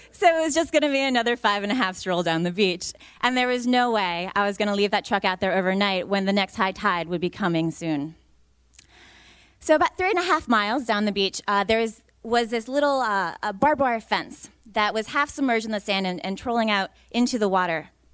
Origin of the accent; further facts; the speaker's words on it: New York, United States; moved away; I'm from New York originally